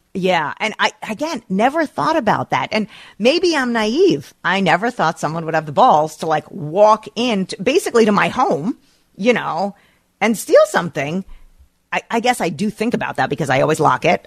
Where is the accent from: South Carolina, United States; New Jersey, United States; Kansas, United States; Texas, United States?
New Jersey, United States; now in St. Louis Park, United States; Growing up in New Jersey